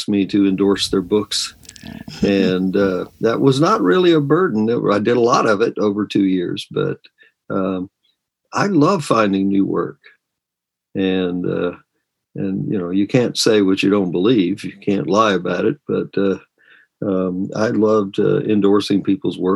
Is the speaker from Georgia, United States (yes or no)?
yes; Georgia, United States; now in Virginia, United States; I'm from Georgia, but I've been here most of my life now.